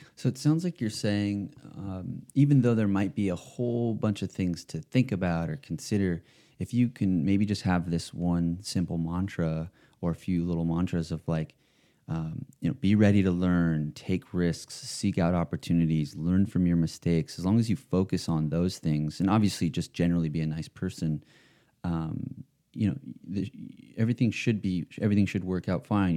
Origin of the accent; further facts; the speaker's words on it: West Hollywood, California, United States; here in my, my home state, my home sort of town